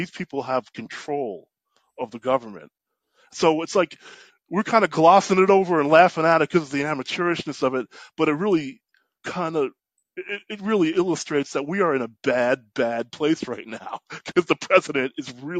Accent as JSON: {"language": "English", "region": "New York", "country": "United States", "tie": "born or raised there", "said": "I grew up in New York"}